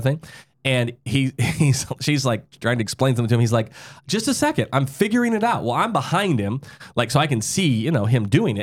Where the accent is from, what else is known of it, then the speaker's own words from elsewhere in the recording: South Dakota, United States; I'm from South Dakota. You can drive when you're fourteen